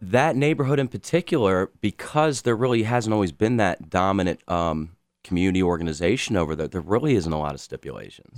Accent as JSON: {"language": "English", "town": "Baltimore", "region": "Maryland", "country": "United States", "tie": "born or raised there", "moved": "yes", "said": "I grew up in Baltimore over a twenty-year period"}